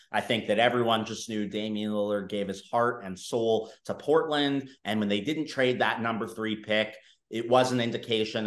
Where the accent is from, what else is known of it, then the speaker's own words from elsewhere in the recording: Canada; me being Canadian myself